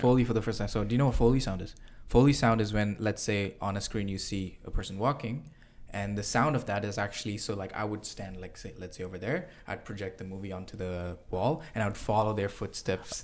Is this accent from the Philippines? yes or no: no; Singapore; moved away as an adult; I'm an international student. I came from Singapore over here, and I left my country